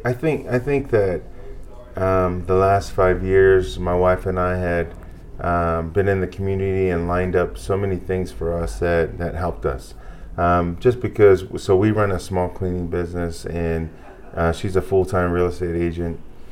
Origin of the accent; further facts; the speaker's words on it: Hawaii, United States; moved away as an adult; also born or lived in New Zealand; now in Idaho, United States; I'm originally from Hawaii.